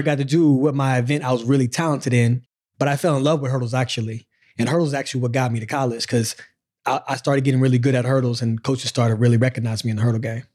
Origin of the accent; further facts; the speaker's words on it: Pensacola, Florida, United States; moved away as an adult; also born or lived in Tennessee; we in Pensacola